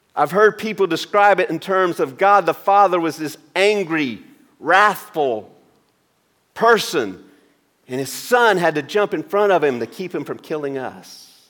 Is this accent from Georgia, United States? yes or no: yes; Maysville, Georgia, United States; driving home from University of Georgia in Athens to my hometown of Maysville